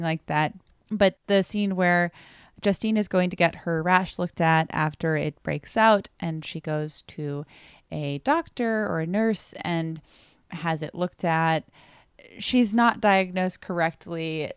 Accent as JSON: {"language": "English", "country": "United States", "said": "I am such an American doofus"}